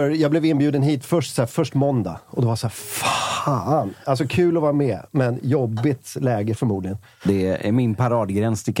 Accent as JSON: {"language": "Swedish", "town": "Stockholm", "region": "Stockholm County", "country": "Sweden", "said": "Djurgården är jävligt stora i liksom söder om stan, där jag är från från början."}